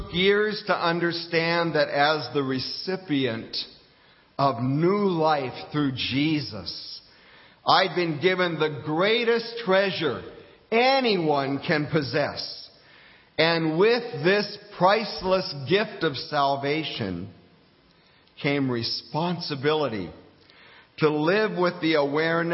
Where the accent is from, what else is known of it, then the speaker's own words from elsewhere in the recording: Fairbanks, Alaska, United States; moved away as an adult; also born or lived in Coral Gables, Florida; my hometown of Fairbanks, Alaska